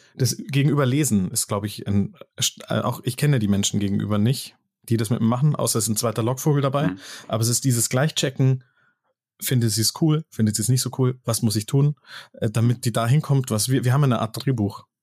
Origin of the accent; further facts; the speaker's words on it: Munich, Bavaria, Germany; Und dann musste ich nach München West